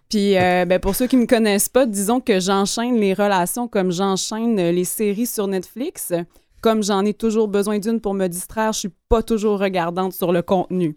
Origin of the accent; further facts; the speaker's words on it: Gaspésie, Quebec, Canada; moved away; je viens de la Gaspésie, donc encore une fois, une région assez éloignée